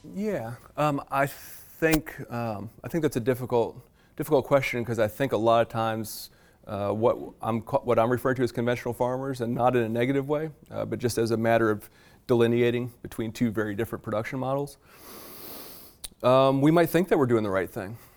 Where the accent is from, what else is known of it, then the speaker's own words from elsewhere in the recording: Virginia, United States; I am from Virginia